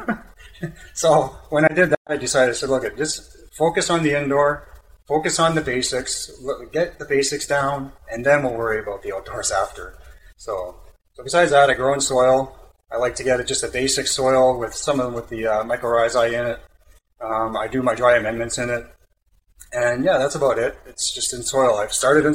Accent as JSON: {"language": "English", "country": "Canada", "said": "I'm Canadian"}